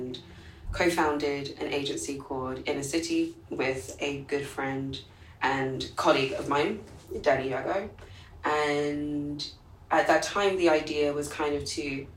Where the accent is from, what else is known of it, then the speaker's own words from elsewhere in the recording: London, United Kingdom; moved away as an adult; now in New York, United States; I was born and raised in London